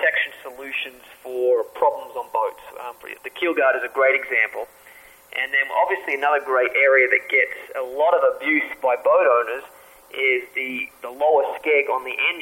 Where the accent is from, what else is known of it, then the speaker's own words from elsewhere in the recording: Australia; moved away; I grew up in Australia